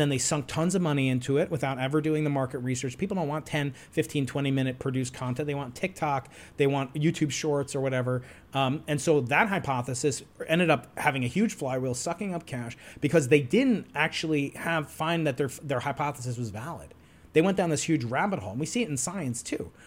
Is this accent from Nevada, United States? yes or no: no; New York, United States; I'm a New Yorker.